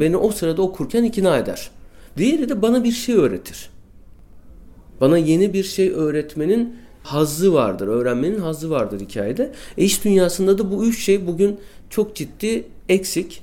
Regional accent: Istanbul, Turkey; also born or lived in Bostancı, Istanbul; bin dokuz yüz seksen yılında Çağlayan'da iki artı bir bir evde doğdum

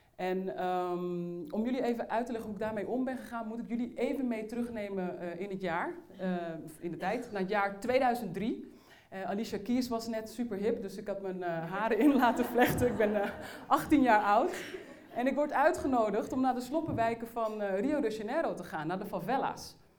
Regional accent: Uithoorn, North Holland, Netherlands; ik ben opgegroeid in Uithoren. Dat is een plaats niet ver van Amsterdam.

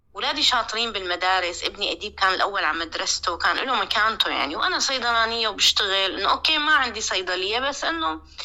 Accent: Damascus, Damascus Governorate, Syria; moved away as an adult; also born or lived in Lebanon; now in Malmö, Sweden; من دمشق

